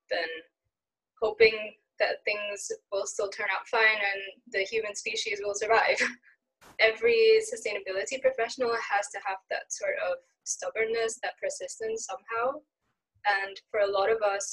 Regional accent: Singapore; moved away as an adult; also born or lived in Sweden; growing up in Singapore

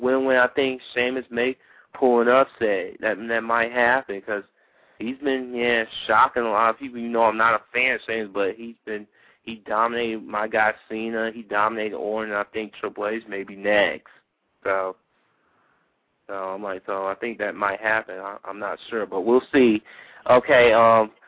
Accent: Georgia, United States; my home state of Georgia

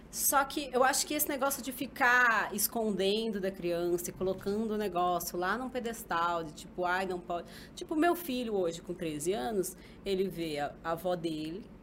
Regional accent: interior of São Paulo state, Brazil; Eu cresci no interior, entendeu? Eu sou muito paulista.

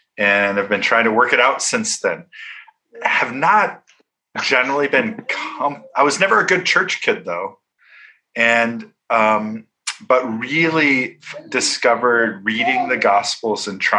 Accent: Minneapolis, Minnesota, United States; I grew up in Minneapolis. I'm from a very devout evangelical Christian background in the Midwest.

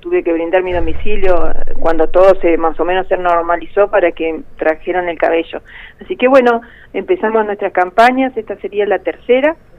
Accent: Río Gallegos, Santa Cruz, Argentina; Lo que somos acá de Río Gallegos

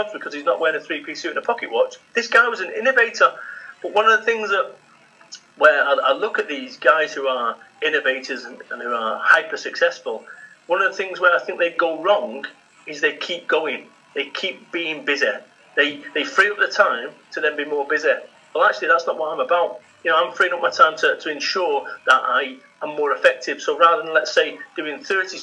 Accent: Salford, North West England, United Kingdom; I'm from Salford, Manchester

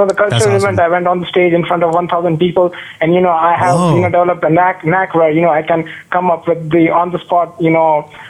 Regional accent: India; moved away as an adult; now in United States; I'm an Indian student.

